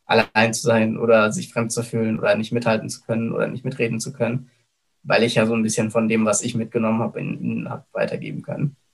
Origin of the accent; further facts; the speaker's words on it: Germany; Und so bin ich quasi in Deutschland geboren und aufgewachsen.